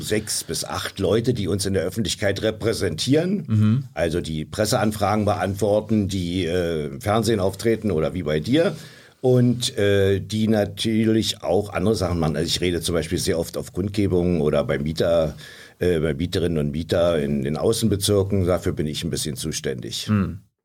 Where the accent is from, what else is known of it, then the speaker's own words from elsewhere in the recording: Berlin, Germany; ich bin hier aufgewachsen in Berlin. Ich wohne hier seit 68 Jahren